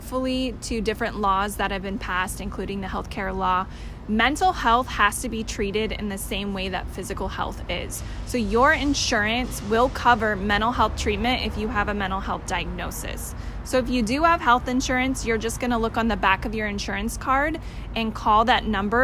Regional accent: Stanislaus County, California, United States; I grew up in Stanislaus County

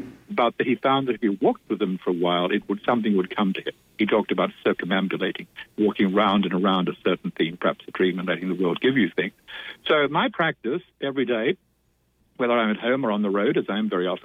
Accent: Australia; In my native Australia

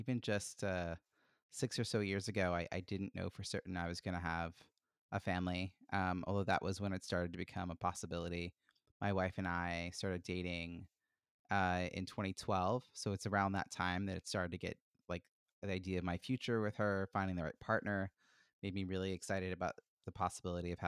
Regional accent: Long Island, New York, United States; moved away as an adult; now in Boston, United States; grew up in New York City on Long Island

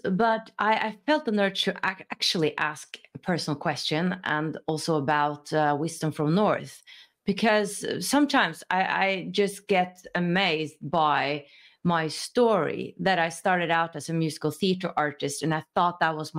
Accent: Norway

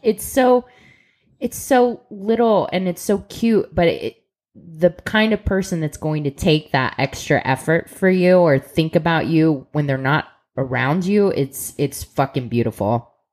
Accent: Columbus, Ohio, United States; we're from Columbus, Ohio

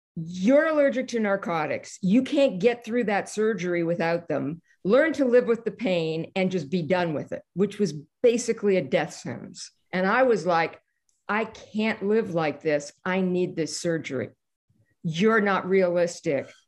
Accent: Canada; I'm Canadian

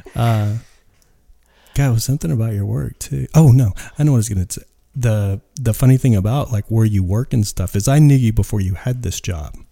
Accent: West Texas, United States; now in Joshua Tree, United States; I grew up in West Texas.

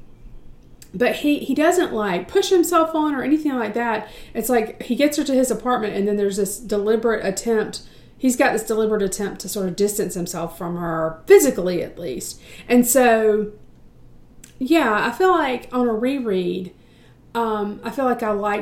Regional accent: United States; I'm from the States

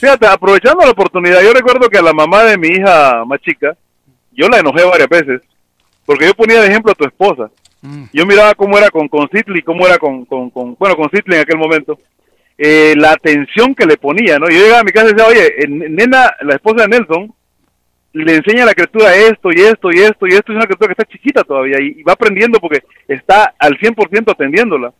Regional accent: Mexico; now in United States

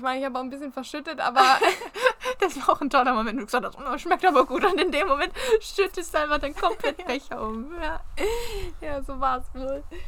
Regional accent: Germany; Als Deutscher

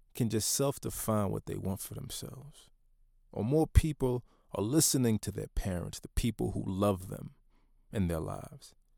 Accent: United States; being a Haitian American, first generation born into the Black experience in, in the United States

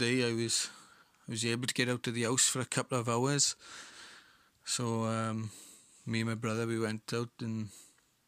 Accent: Rhondda Valleys, Wales, United Kingdom; I'm an actor from the Rhondda Valleys.

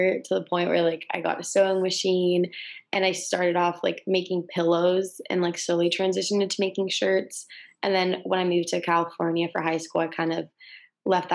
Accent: Madrid, Community of Madrid, Spain; also born or lived in Westwood, Los Angeles; now in Los Angeles, United States; I'm originally from Madrid, Spain

